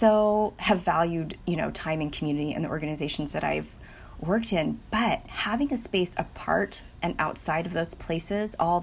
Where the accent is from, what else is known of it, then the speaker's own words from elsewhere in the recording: United States; I am daughter to Chinese immigrant parents. You may not know that I'm Chinese American.